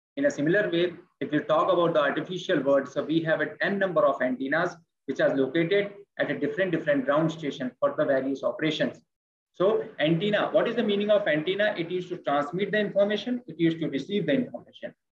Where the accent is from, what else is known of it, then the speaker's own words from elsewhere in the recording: India; I'm speaking from India